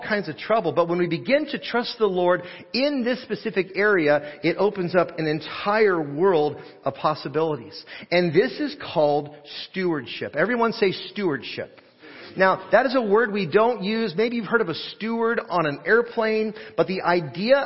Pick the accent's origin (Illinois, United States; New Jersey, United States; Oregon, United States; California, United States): Oregon, United States; Portland; I grew up in Portland, Oregon, and blessed to have grown up in a little area, pocket of Portland called Happy Valley